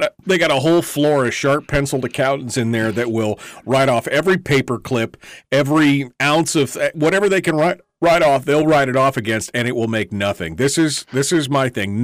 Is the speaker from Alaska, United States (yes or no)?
yes; Alaska, United States; I'm from Alaska